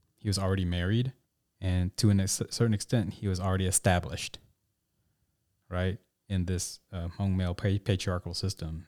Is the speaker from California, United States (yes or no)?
no; Tulsa, Oklahoma, United States; I grew up in Tulsa, Oklahoma